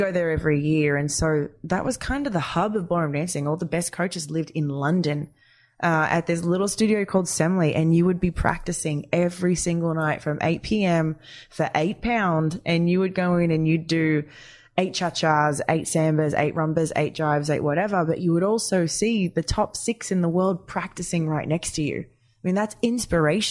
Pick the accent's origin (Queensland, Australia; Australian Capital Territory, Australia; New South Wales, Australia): New South Wales, Australia; Wagga Wagga; in Australia, growing up in Wagga Wagga